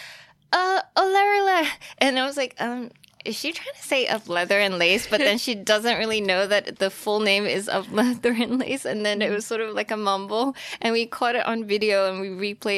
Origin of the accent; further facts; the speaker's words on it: Australia; moved away as an adult; also born or lived in Taiwan; now in New York, United States; I was born in Taiwan, and then I grew up in Australia. I spent like 14 years there and eventually made it out to New York